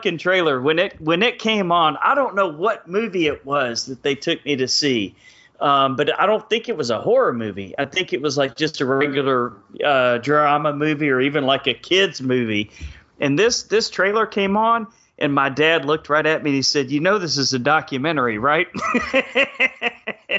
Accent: Texas, United States; growing up in Texas

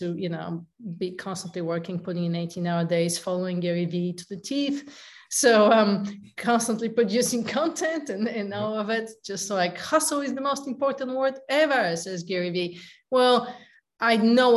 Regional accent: Bulgaria; moved away as an adult; also born or lived in San Diego / Lake Tahoe; now in United States; I'm originally from Bulgaria, and I came to the States in pursuit of the American dream

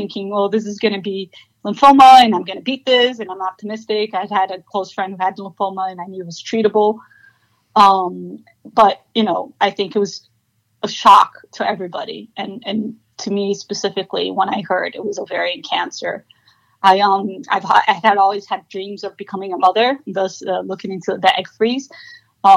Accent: Miami, Florida, United States; moved away as an adult; also born or lived in Brazil / New York; I was born actually in Brazil, but I was raised in Miami

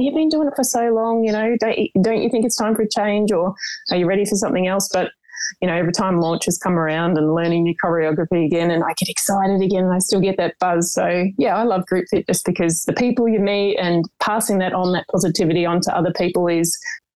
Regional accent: Melbourne, Victoria, Australia; now in Portland, Australia; I'm originally from Melbourne

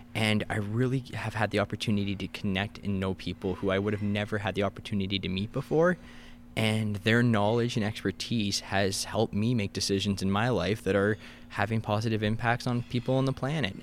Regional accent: Kingston, Ontario, Canada; moved away as an adult; also born or lived in Gananoque / Ottawa; now in Thunder Bay, Canada; I grew up in the Kingston area.

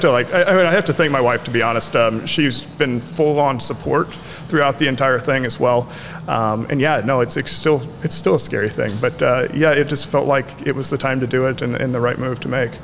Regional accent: Festus, Missouri, United States; now in Marion, United States; grew up in a, a, smaller town called Festus, Missouri

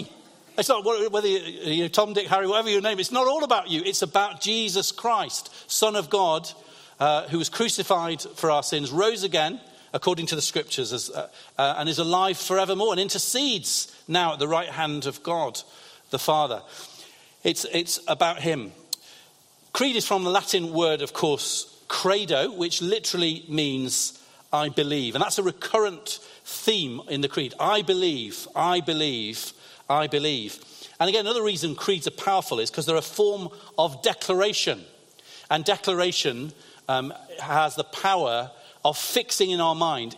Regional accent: Lancaster, North West England, United Kingdom; also born or lived in London; I grew up in Lancaster, in the northwest of England

